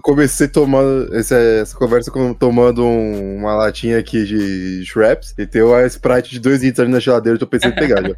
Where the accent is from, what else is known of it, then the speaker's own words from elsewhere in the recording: Brazil; Eu sou brasileiro